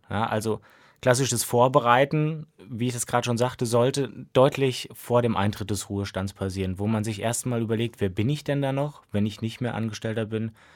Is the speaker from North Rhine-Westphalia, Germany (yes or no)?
yes; Siegen, North Rhine-Westphalia, Germany; moved away as an adult; now in Mainz, Germany; ich komme gebürtig aus Siegen, also habe auch da die Diplomarbeit geschrieben